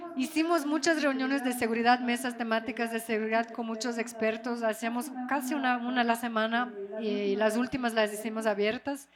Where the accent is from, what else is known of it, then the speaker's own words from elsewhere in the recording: Rio de Janeiro, Brazil; also born or lived in France; now in Ecuador; yo crecí en Río de Janeiro